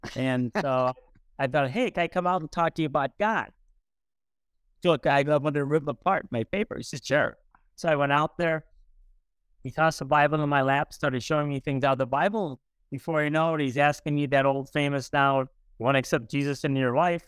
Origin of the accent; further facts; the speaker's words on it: East St. Louis, Illinois, United States; I was born in East Saint Louis, Illinois, about almost seventy years ago.